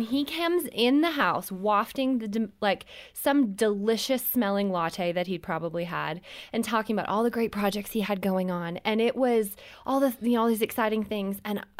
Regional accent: Canada; We were visiting my family. I'm from Canada. We were there for Christmas.

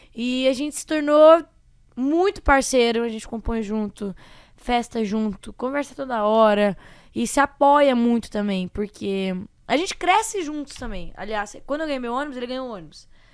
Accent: Sete Quedas, Mato Grosso do Sul, Brazil; moved away as an adult; also born or lived in Amambai, Mato Grosso do Sul; now in Londrina, Brazil; Eu nasci em Amambai, Mato Grosso do Sul, só que eu sou vivida, né, vida inteira, minha vida inteira em Sete Quedas, Mato Grosso do Sul, fronteira com o Paraguai

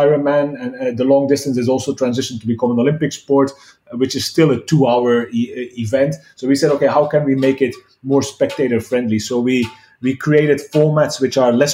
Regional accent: Belgium; moved away as an adult; also born or lived in China; I'm originally from Belgium

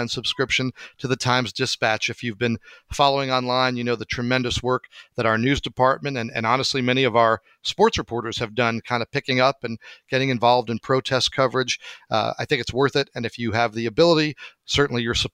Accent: New Jersey, United States; my home state of New Jersey

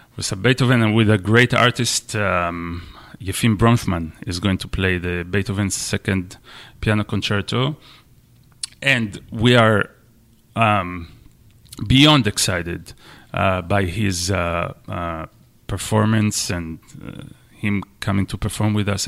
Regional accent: Israel; moved away as an adult; also born or lived in Michigan, United States / Washington, D.C., United States; now in New Bedford, United States; I'm, I'm Israeli. I'm from Israel. And I came to the U S, um, ten years ago, something like that, to study at the University of Michigan

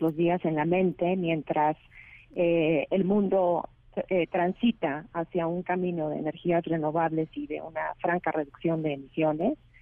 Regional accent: Mexico; el reto que tenemos como país y el reto que tenemos como mexicanos

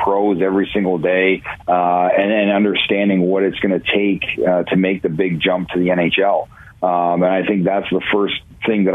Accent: Ontario, Canada; now in Cleveland, United States; growing up in Ontario, I didn't watch the NFL

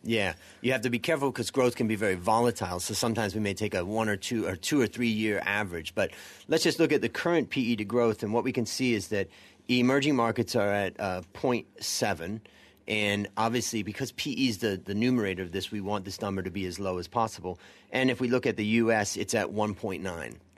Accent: United States; moved away; being an American

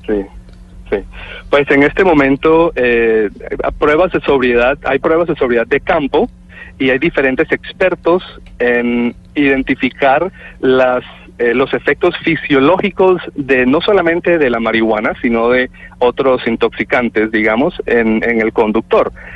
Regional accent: Colombia; now in Canada; soy colombiano, nacido en Colombia, vivo en Canadá hace ah, muchísimos

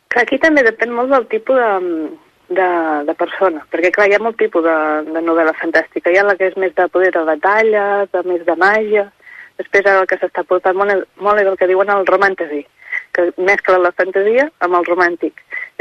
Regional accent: Catalonia, Spain; soc de Maries de Voltregà, un poble del costat

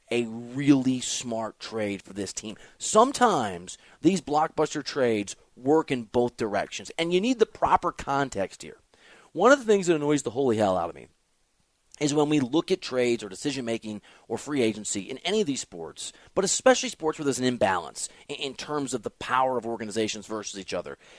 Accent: Midwest, United States; And I'm from the Midwest.

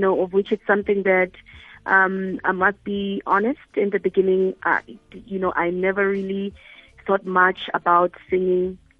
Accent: Mahikeng, North West, South Africa; i'm from Mafikeng

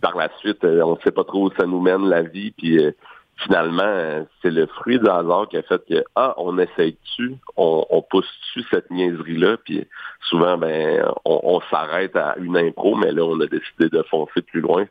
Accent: Quebec City, Quebec, Canada; also born or lived in Saint-Hyacinthe / Montreal; les deux, on vient de Québec

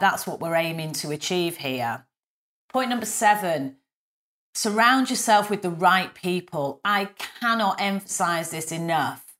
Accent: the north of England, United Kingdom; accent: northern; me with my northern accent

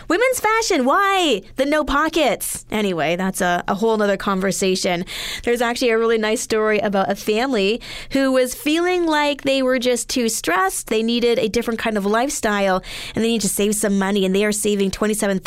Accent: Edmonton, Alberta, Canada; moved away; growing up in Edmonton

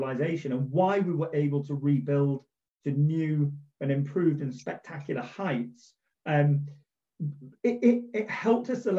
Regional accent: Manchester, North West England, United Kingdom; I was born in Manchester, birthplace of the Industrial Revolution.

